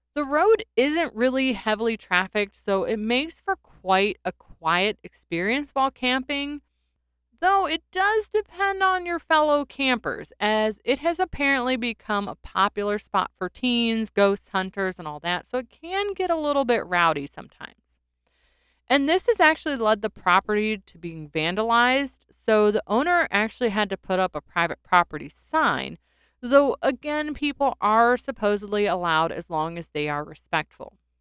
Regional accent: North Carolina, United States; my home state of North Carolina

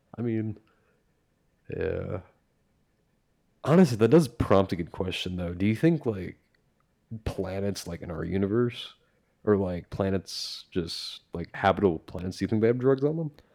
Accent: Brunswick, United States; also born or lived in Florida; They moved to Brunswick for many, many years.

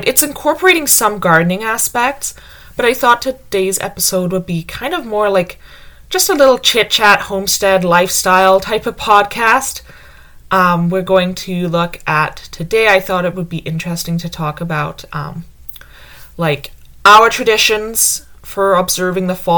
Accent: United Kingdom; moved away; I grew up calling it autumn because I grew up in Britain

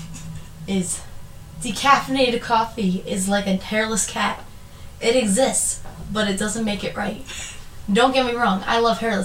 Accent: Limerick, Pennsylvania, United States; I am from Limerick, Pennsylvania, a very, very, very small town in Pennsylvania

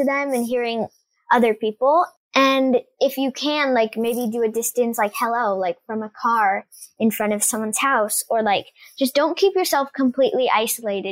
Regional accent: United States; also born or lived in Italy; Being in my home country

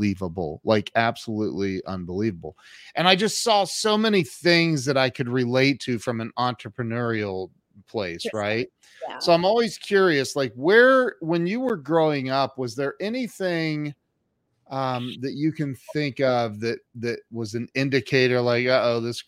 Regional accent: Ohio, United States; now in Dallas, United States; I'm from Ohio. We grew up with Tim Hortons.

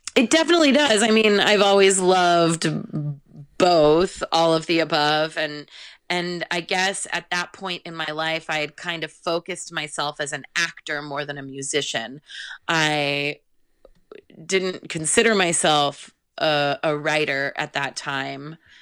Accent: California, United States; also born or lived in Monroeville, Pennsylvania / Santa Cruz, California; I'm definitely a California girl, even though I was born in Pennsylvania

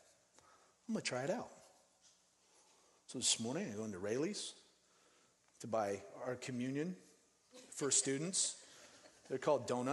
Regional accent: Denver, Colorado, United States; also born or lived in Phoenix, Arizona; now in Seattle, United States; I grew up in Denver, and on the 16th Street Mall

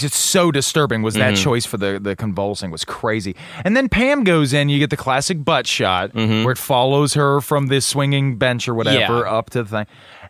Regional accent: Atlanta, Georgia, United States; No, I'm from Atlanta, Georgia. I grew up in a cul-de-sac.

